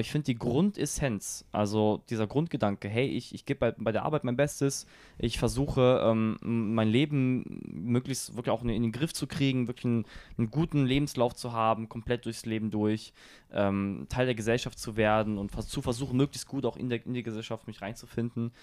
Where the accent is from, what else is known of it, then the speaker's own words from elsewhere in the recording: Germany; first language German; das ist immer noch meine Heimat wird es auch immer bleiben